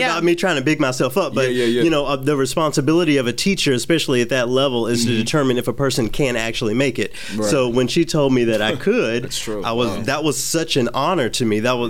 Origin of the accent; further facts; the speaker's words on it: Memphis, Tennessee, United States; moved away as an adult; also born or lived in Los Angeles, California / Detroit, Michigan / Knoxville, Tennessee; now in Minnesota, United States; I live in Minnesota, but I'm from the South. I grew up in Memphis.